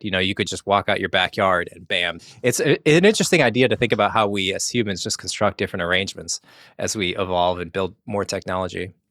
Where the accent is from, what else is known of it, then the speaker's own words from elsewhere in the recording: Connecticut, United States; moved away as an adult; also born or lived in Singapore; I grew up in Connecticut, went to school for mechanical engineering, and then I moved to Singapore